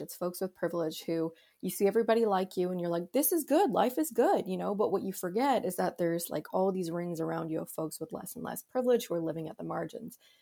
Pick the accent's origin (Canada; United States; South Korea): Canada; here in Canada